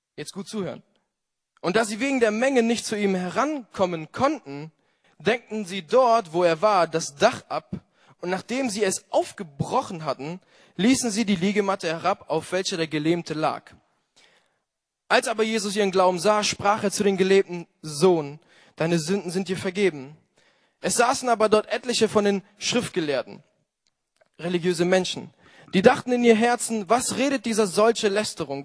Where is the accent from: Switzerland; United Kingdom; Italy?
Italy; moved away; als Italiener